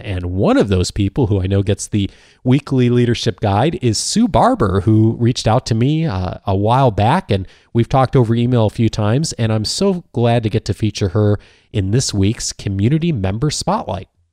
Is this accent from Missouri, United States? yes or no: no; Naperville, Illinois, United States; I grew up in the Chicago suburbs as well, a town called Naperville